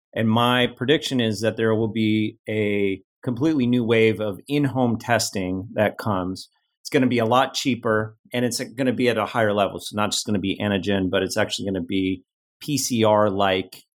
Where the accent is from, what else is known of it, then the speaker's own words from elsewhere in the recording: Cleveland, Ohio, United States; moved away as an adult; also born or lived in Los Angeles / Silicon Valley; I grew up in the Midwest.